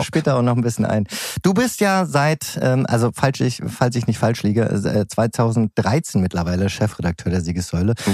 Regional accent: Berlin, Germany; als Berliner

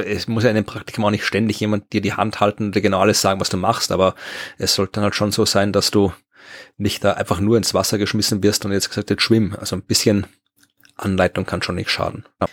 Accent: Krems, Lower Austria, Austria; moved away; in Krems, meiner alten Heimat

